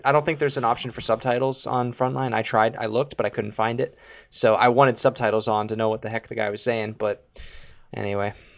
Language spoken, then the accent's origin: English; Canada; we're from Canada